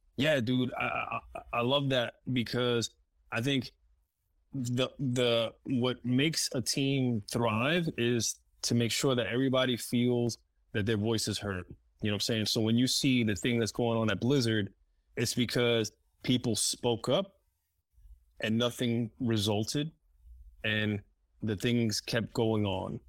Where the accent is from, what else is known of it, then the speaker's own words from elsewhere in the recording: New York City, New York, United States; English is a second language; moved away; I grew up in New York City and Spanish Harlem